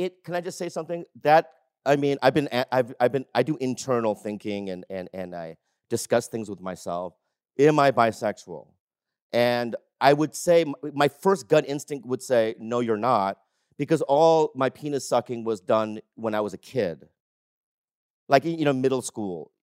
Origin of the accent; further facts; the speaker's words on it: United States; I'm American